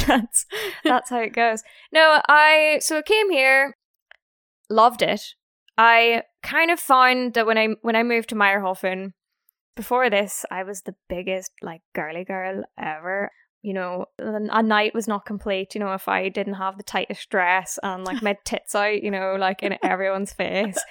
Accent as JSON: {"language": "English", "town": "Belfast", "region": "Northern Ireland", "country": "United Kingdom", "moved": "yes", "said": "I am from Ireland. I'm from Belfast, so the north part of Ireland."}